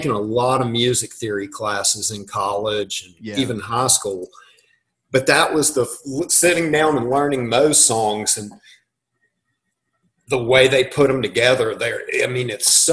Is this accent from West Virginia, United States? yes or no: yes; West Virginia, United States; moved away; also born or lived in Harrisonburg, Virginia / Charlotte, North Carolina / Los Angeles; growing up in West Virginia, middle of nowhere, going to school in Harrisonburg, Virginia